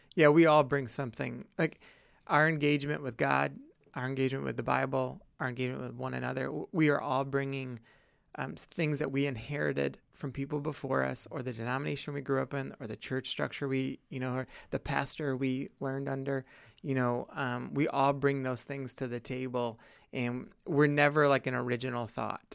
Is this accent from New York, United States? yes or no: yes; upstate New York, United States; growing up in upstate New York